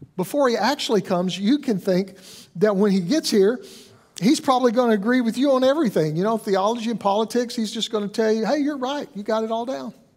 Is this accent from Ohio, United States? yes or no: no; Alabama, United States; I'm from Alabama